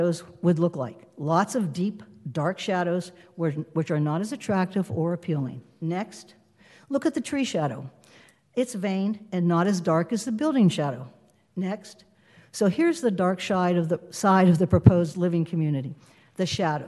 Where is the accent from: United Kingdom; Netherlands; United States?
United States; Western Pennsylvania; now in Huntington Beach, United States; I was born in Western Pennsylvania and grew up in an extended Italian-American family.